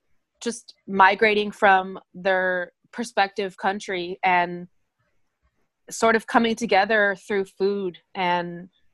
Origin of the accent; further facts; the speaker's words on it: Pasadena, California, United States; moved away as an adult; now in San Francisco, United States; I'm actually from Pasadena, which is about 15 minutes outside of Los Angeles. Mm-hmm. And I moved to San Francisco when I was 18.